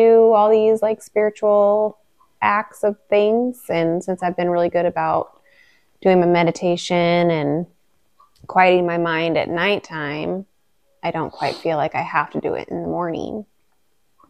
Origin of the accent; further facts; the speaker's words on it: Juneau, Alaska, United States; growing up in Juneau